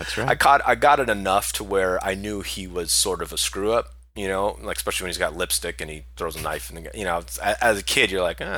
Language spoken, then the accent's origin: English; Hawaii, United States; I grew up in Hawaii